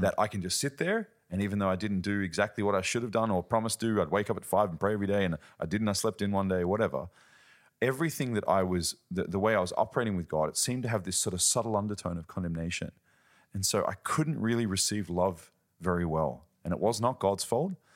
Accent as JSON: {"language": "English", "country": "Australia", "moved": "yes", "lives_now": "Germany", "said": "I'm from Australia, living in Germany"}